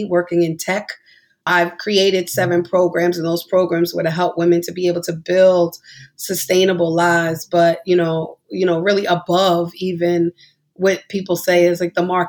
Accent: New York, United States; we're all from New York

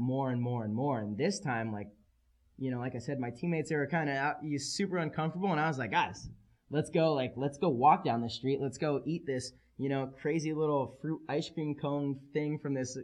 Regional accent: San Diego, California, United States; I'm a kid from San Diego

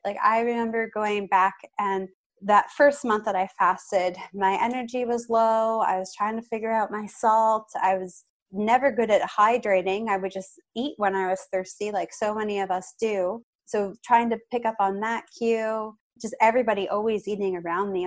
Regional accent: Canada; As a Canadian

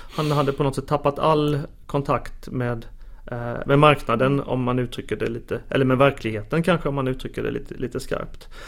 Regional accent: Småland, Sweden; now in Stockholm, Sweden; jag då som eh, ilsken smålänning. Eh, man försöker ta smålänningen ur mig men det verkar inte gå här i Stockholm

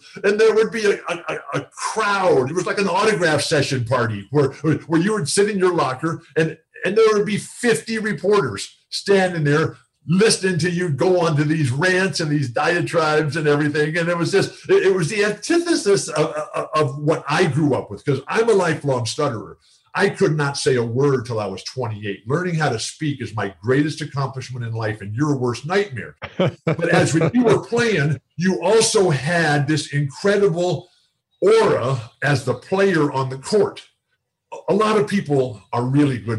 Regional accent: California, United States; I'm a California beach guy.

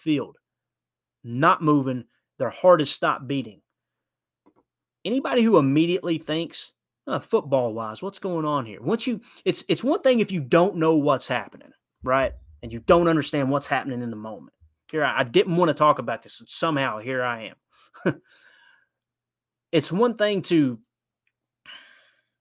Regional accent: Kentucky, United States; I'm from Kentucky

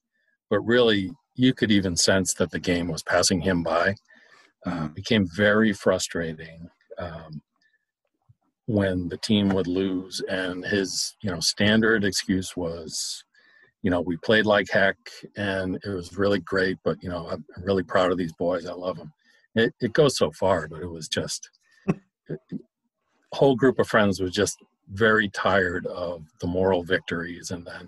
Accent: Winthrop, Massachusetts, United States; Well, I grew up in the Boston area. I don't know if most of your listeners are local to Boston, but not a good week to be from Winthrop, Massachusetts. That is where I am from.

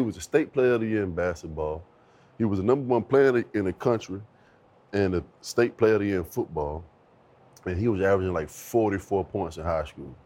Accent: Virginia Beach, Virginia, United States; growing up in Virginia Beach, single mom

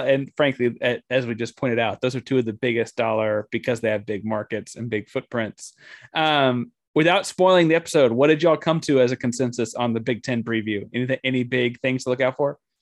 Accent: Austin, Texas, United States; having spent most of my time growing up in Austin and being a Texas guy

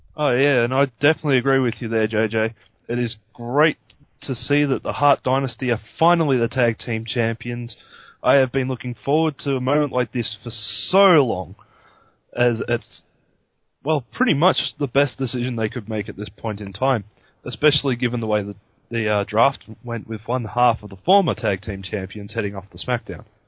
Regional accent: Australia; myself being an Australian

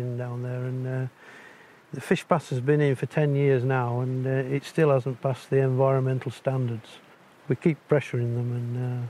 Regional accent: Barnard Castle, North East England, United Kingdom; also born or lived in High Peak, Derbyshire; I'm from England, the north of England, a little place called Barnard Castle.

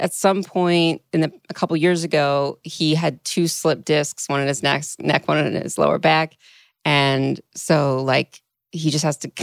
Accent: Philadelphia, Pennsylvania, United States; I'm from Philadelphia

